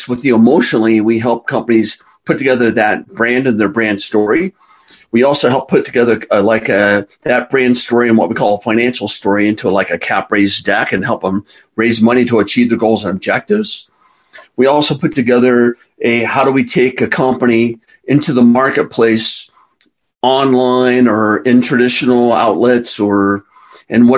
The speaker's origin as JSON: {"language": "English", "town": "Carlsbad", "region": "California", "country": "United States", "tie": "born or raised there", "moved": "yes", "lives_now": "Colorado, United States", "said": "I grew up in Carlsbad, California, which is on the coast, about 45 minutes north of San Diego on the coast"}